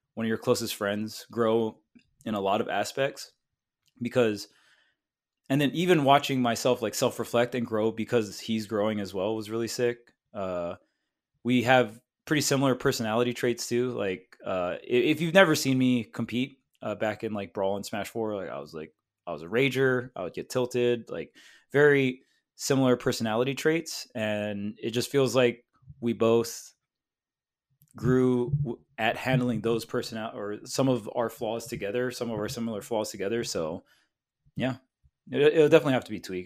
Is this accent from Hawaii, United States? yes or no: yes; Hawaii, United States; now in California, United States; I grew up with Void in Hawaii, and then we both moved out to California together